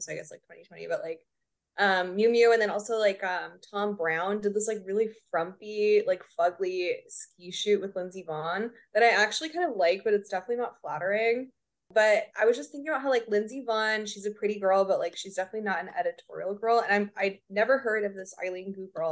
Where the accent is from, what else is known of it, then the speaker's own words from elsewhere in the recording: Corpus Christi, Texas, United States; it's my hometown.